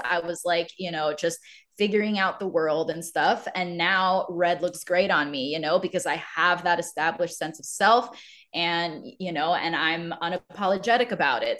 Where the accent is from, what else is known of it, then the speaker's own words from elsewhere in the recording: Maryland, United States; moved away; I grew up around Maryland